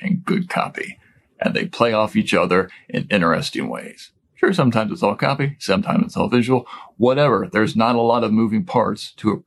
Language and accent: English; Midwest, United States; I'm a Midwesterner and that's how we talk.